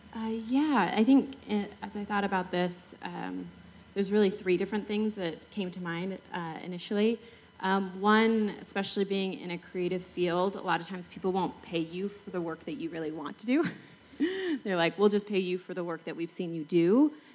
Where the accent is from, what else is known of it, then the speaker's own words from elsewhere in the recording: Salt Lake City, Utah, United States; I'm from Salt Lake City